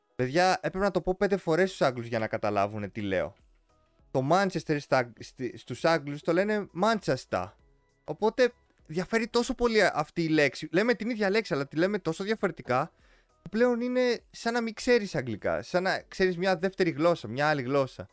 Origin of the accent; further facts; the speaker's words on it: Greece; όντας σαν Έλληνες